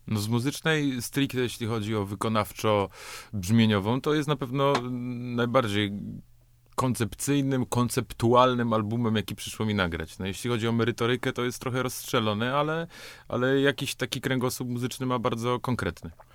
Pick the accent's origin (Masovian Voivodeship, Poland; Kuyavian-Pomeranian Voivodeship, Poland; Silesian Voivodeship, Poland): Silesian Voivodeship, Poland; Katowice; Nie wiem, on tam stał po prostu, ja urosłem koło niego